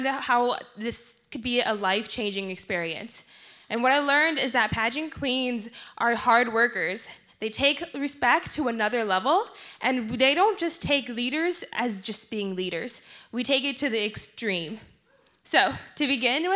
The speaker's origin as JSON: {"language": "English", "country": "South Sudan", "moved": "yes", "said": "my home country, the Republic of South Sudan"}